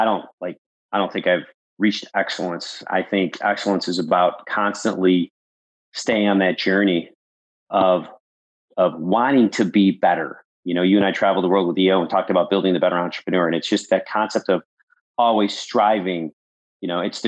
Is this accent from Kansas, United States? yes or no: no; Buffalo, New York, United States; also born or lived in Wisconsin; growing up in Buffalo, New York